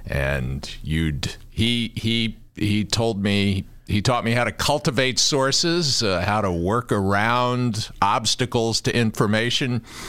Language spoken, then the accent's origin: English; Washington, District of Columbia, United States; also born or lived in Prince George's County, Maryland; now in Chicago, United States; I grew up in Washington, D.C., over near Catholic University in Northeast D.C., and out in Prince George's County, Maryland, on 43rd Street. And I went to Holy Comforter on East Capitol Street, about 20 blocks from the U.S. Capitol.